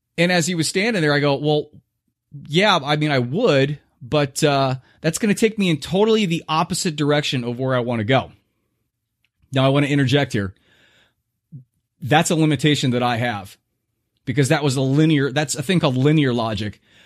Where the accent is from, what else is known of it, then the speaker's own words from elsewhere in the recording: Southern California, United States; moved away; I was born in Southern California